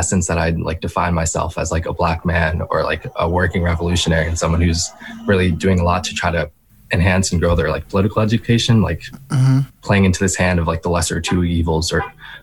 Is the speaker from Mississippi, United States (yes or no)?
no; Westchester, New York, United States; I'm from Westchester, New York